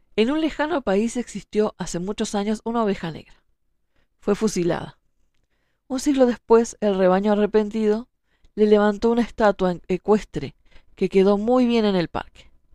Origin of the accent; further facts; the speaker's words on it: Uruguay; soy escritora, soy uruguaya